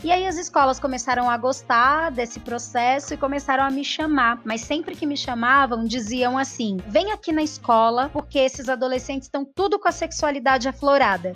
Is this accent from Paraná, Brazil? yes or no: no; Espírito Santo, Brazil; also born or lived in Grajaú, São Paulo; now in São Paulo, Brazil; morei durante muito, muito tempo da minha vida no Grajaú e agora agora eu moro na região do Jardim Primavera, que fica na beiradinha, na divisa entre Grajaú e Cidade Dutra, e nasci no Espírito Santo, sou capixaba